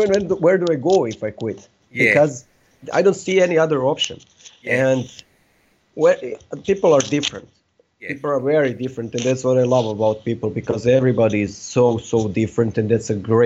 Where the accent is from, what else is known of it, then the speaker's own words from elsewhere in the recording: Serbia; I come from Serbia, and we are isolated